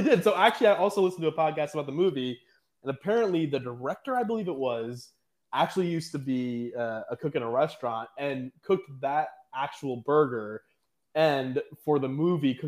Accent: Pakistan; I'm Pakistani, South Asian

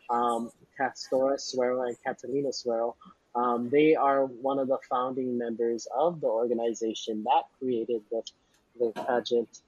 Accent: Philippines; the favorite thing about being Filipino

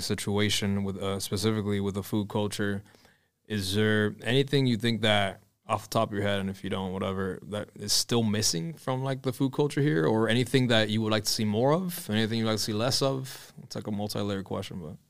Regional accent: Hialeah, Florida, United States; I'm from Hialeah

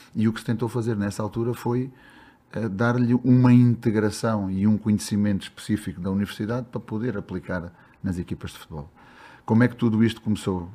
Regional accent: Beja, Alentejo, Portugal; moved away as an adult; now in Brazil; Eu sou de Beja, sou do Alentejo

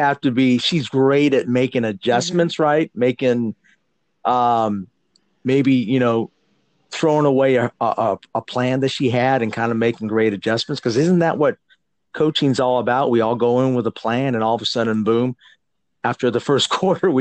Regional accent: San Jose, California, United States; now in Georgia, United States; I'm from that area, and how I got out to Georgia is crazy

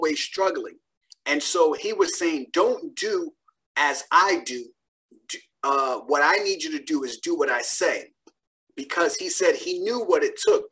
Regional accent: Philadelphia, Pennsylvania, United States; I grew up in Philadelphia with 6 siblings and a single parent household

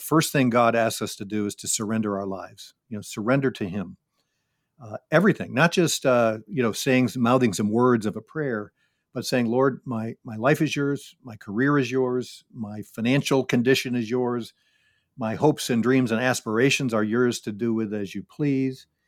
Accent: Syracuse, New York, United States; I grew up in Syracuse, New York

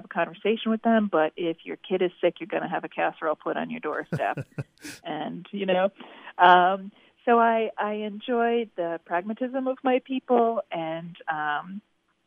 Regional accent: Connecticut and Massachusetts, New England, United States; I'm a Yankee and born and raised in Connecticut and Massachusetts

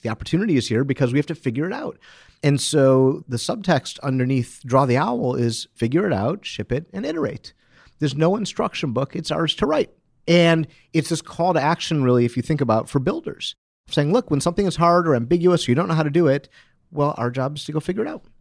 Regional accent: Detroit, Michigan, United States; I'm from Detroit

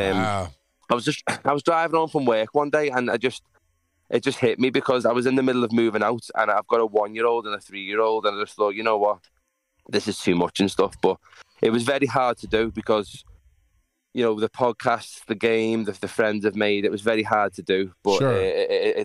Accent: Liverpool, North West England, United Kingdom; I'm from Liverpool, not Manchester

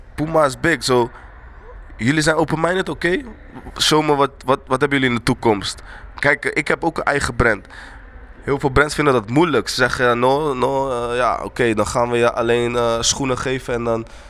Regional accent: Rotterdam, South Holland, Netherlands; also born or lived in Eindhoven / Kumasi; ik kom in de buurt van Rotterdam, maar opgroeide Rotterdam, Eindhoven

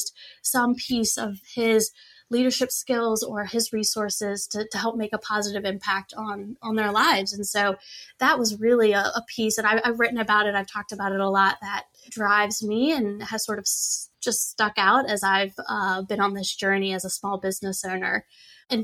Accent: Richmond, Virginia, United States; They're not in my hometown of Richmond where I live.

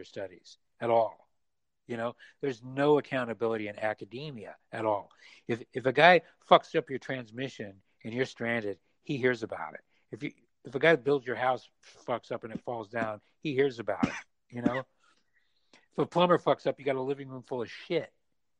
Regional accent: Utah, United States; moved away; also born or lived in San Francisco; I was raised in Mormon, Utah, conservative

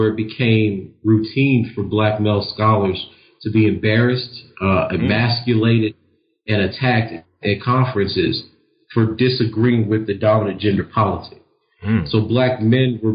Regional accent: Lake Charles, Louisiana, United States; moved away as an adult; I was a first generation student from Lake Charles, Louisiana

